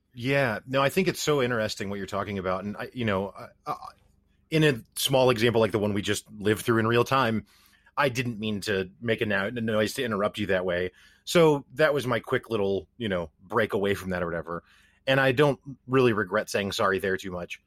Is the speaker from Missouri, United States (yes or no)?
yes; Missouri, United States; I'm from the Midwestern United States. I'm from Missouri